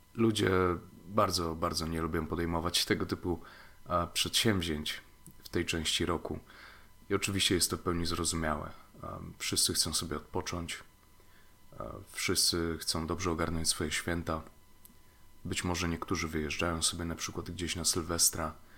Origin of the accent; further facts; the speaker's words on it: Lower Silesian Voivodeship, Poland; moved away; do mojej rodzinnej miejscowości na Dolnym Śląsku